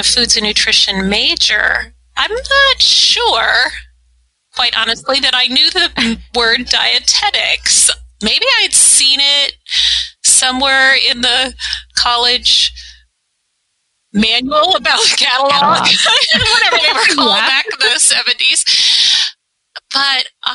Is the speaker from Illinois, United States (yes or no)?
no; Ithaca, New York, United States; moved away as an adult; I grew up in Ithaca, New York